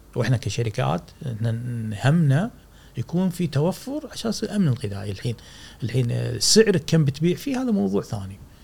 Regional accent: Kuwait; احنا عندنا في الكويت

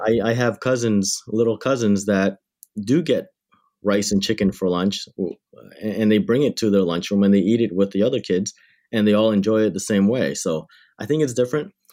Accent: Windsor, Ontario, Canada; also born or lived in Thailand–Cambodia border refugee camp; I grew up in Windsor, Ontario, Canada, which is just across the river from Detroit, Michigan

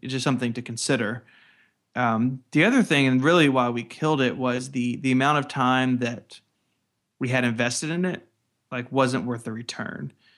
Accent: the Delta South, United States; I'm from, like, you know, the Delta South, and, and in my accent isn't really very strong compared to other people who live in the same area

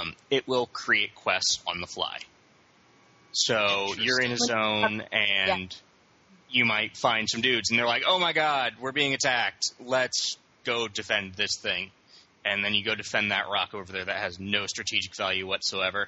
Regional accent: Las Vegas, Nevada, United States; I grew up in Las Vegas

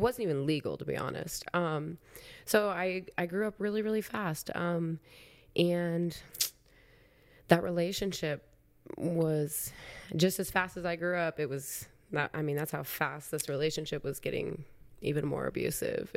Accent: Council Bluffs, Iowa, United States; moved away as an adult; I was from Council Bluffs

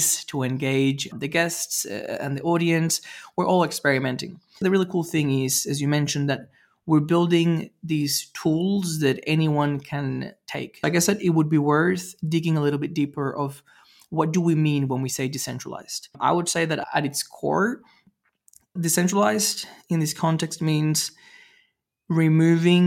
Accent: Venezuela; I grew up in Venezuela

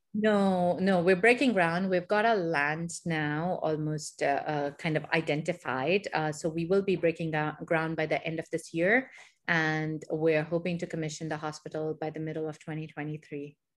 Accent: Dubai, United Arab Emirates; also born or lived in India / Michigan, United States; So, I actually grew up here in the Middle East. I grew up in Dubai

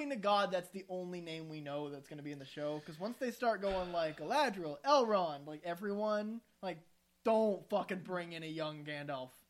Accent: Midwest, United States; accent: Midwestern; Do what I did with my Midwestern accent

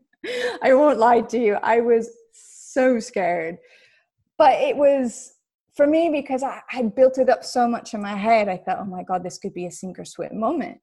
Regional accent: United States; moved away as an adult; being an American and not having a passport

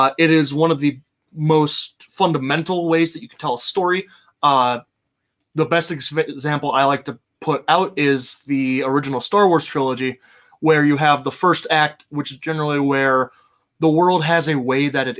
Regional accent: Ohio, United States; growing up in Ohio, we had a quarry outside of town that kids would go swim in.

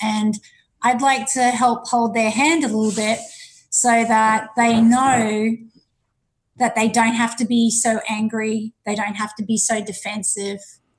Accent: Ipswich, Queensland, Australia; I came back and I settled back in my hometown, Ipswich, where in 1995 I opened up my own business.

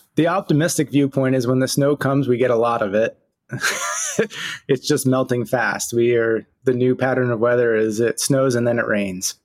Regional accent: Saranac Lake, New York, United States; I grew up in Saranac Lake

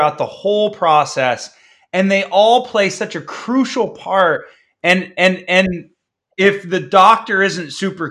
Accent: Ohio, United States; I'm from Ohio, good or bad

